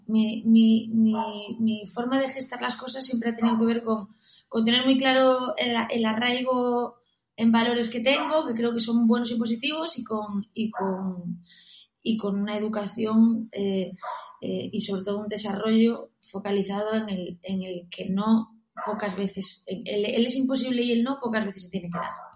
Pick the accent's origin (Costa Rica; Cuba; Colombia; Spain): Spain; Galicia; also born or lived in Barcelona; now in Madrid, Spain; yo soy gallega